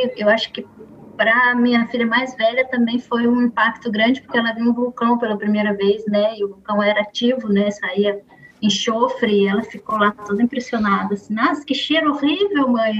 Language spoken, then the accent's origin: Portuguese; Campinas, São Paulo, Brazil; moved away as an adult; also born or lived in Portugal; now in Goiânia, Brazil; Quando passei na UFG em 2016, mudei para Goiânia, eu sou de Campinas, São Paulo